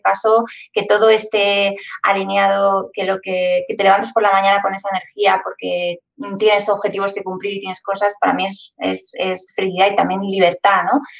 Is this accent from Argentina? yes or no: no; Madrid, Community of Madrid, Spain; yo soy de Madrid, no estoy acostumbrada a, a tener mar cerca